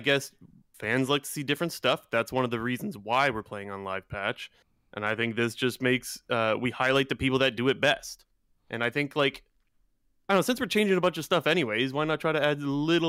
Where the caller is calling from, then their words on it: Ontario, Canada; Ontario, Canada.